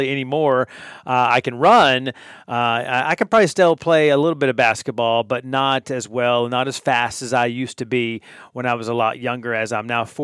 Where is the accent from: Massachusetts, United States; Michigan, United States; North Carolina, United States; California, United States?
North Carolina, United States; moved away; growing up in North Carolina myself